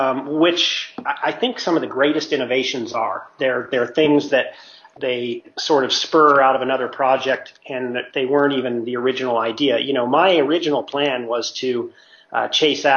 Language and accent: English; Mammoth Lakes, California, United States; moved away; I'm from Mammoth, and my parents have a house up there